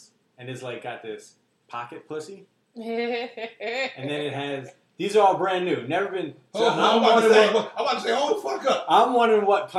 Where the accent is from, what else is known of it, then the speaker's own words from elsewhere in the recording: Pakistan; Oh, you picking on me because I'm the Pakistani guy.